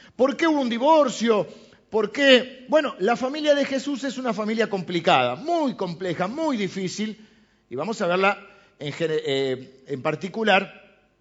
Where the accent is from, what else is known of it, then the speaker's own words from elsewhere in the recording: Argentina; los argentinos de los barcos, ¿no? Porque es así, descendemos de los barcos.